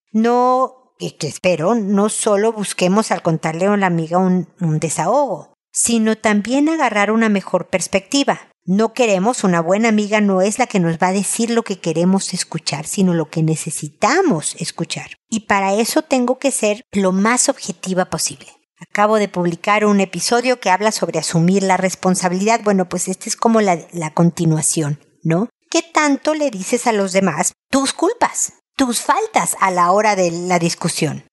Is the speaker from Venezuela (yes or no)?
no; Mexico; moved away as an adult; now in Chile; Yo vengo de México